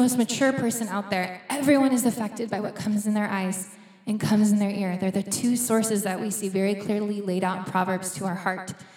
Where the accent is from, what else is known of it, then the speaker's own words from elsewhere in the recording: United States; moved away; we're from the States